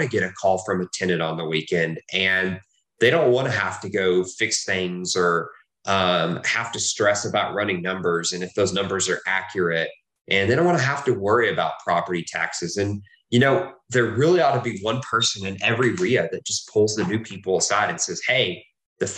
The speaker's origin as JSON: {"language": "English", "region": "Texas", "country": "United States", "tie": "born or raised there", "also_born_or_lived": "Oklahoma", "said": "I was born in Oklahoma. I've lived in Texas most of my life."}